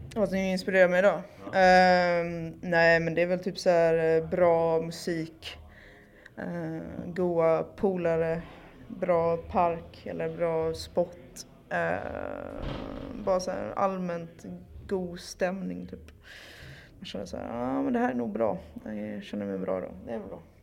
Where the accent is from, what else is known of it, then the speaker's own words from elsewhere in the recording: Malmö, Skåne, Sweden; now in Stockholm, Sweden; från Malmö, numera bosatt i Stockholm.